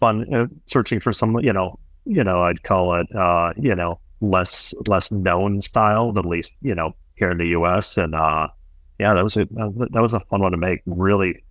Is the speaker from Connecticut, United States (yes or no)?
no; northern suburbs of Minneapolis–St. Paul, Minnesota, United States; moved away as an adult; also born or lived in Brooklyn, New York; now in New York, United States; I grew up in the Midwest, grew up on a suburb northern Minneapolis, St. Paul